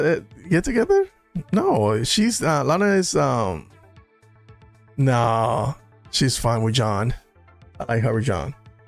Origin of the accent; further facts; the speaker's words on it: Corona, California, United States; I went to school with Superman. He's from my hometown. Oh, really? Corona, California.